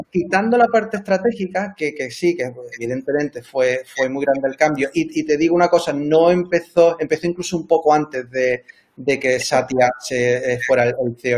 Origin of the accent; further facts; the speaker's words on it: Cádiz, Andalusia, Spain; moved away; also born or lived in Seville; yo soy de Cádiz, estudié en la Universidad de Sevilla